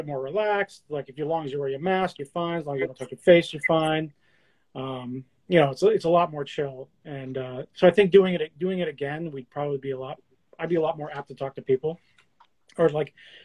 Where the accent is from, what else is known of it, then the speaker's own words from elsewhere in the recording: New Hampshire, United States; moved away as an adult; also born or lived in Boston, Massachusetts; Like, I grew up around here. Like, I'm from New Hampshire, but lived in Boston for, you know, 23 years.